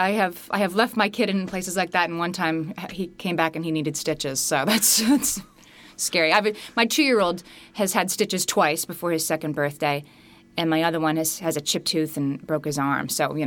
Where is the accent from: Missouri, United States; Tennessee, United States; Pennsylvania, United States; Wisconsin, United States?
Pennsylvania, United States; Scranton; When I was growing up in Scranton, Pennsylvania, my mother signed me up for the nursery school on the corner and walked me over there the first day.